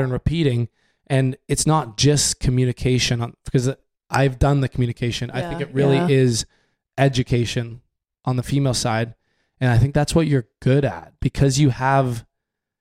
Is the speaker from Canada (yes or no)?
yes; Canada; growing up in Canada